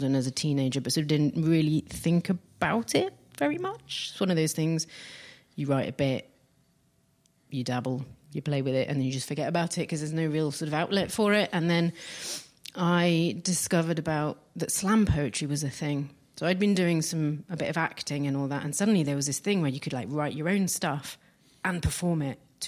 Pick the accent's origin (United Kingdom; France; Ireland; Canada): France; near Paris, Île-de-France; moved away; I grew up near Paris